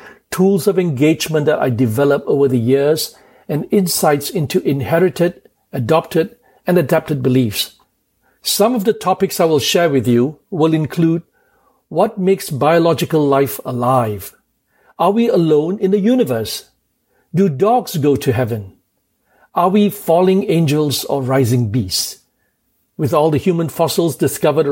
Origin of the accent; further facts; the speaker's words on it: Kuala Lumpur, Malaysia; moved away as an adult; also born or lived in England / United States; now in New York City, United States; I was born in Kuala Lumpur, Malaysia, and went to England to read law